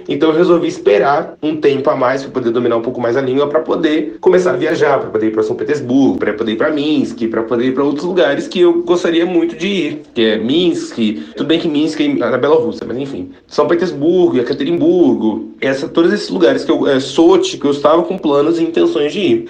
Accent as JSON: {"language": "Portuguese", "country": "Brazil", "also_born_or_lived": "Moscow, Russia"}